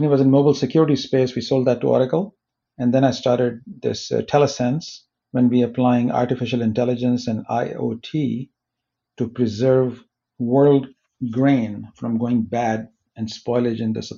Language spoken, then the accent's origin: English; Pakistan; moved away as an adult; also born or lived in Minneapolis, United States / Silicon Valley, United States; now in United States; I was born in Pakistan